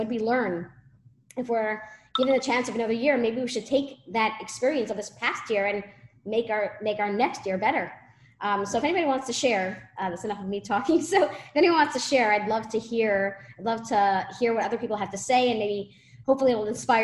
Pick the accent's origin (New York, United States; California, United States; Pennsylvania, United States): New York, United States; New York City; moved away; I grew up in Brooklyn, okay? I lived there for 20 years